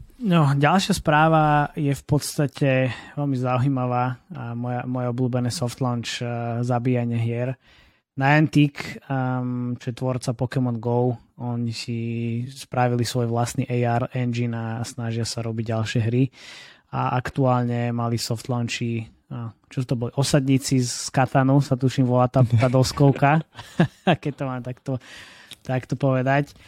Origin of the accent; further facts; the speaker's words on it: Trnava, Trnava Region, Slovakia; som z Trnavy